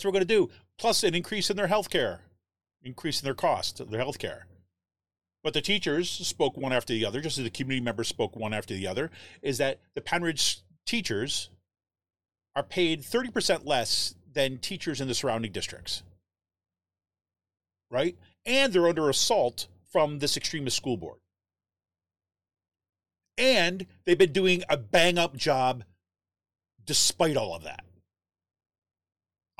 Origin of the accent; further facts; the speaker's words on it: Utica, New York, United States; moved away; I grew up in Utica, New York